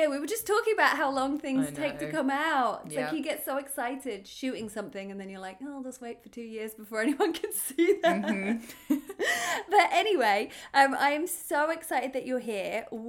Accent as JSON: {"language": "English", "country": "United Kingdom", "moved": "yes", "lives_now": "Los Angeles, United States", "said": "I'm a British TV host, actor and comedian living"}